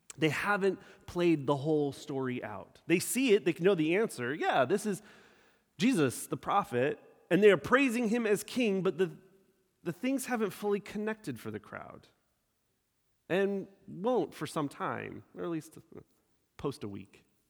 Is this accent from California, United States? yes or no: yes; Sacramento, California, United States; also born or lived in San Diego, California; I was born and raised in Sacramento, California. I left there after 18 years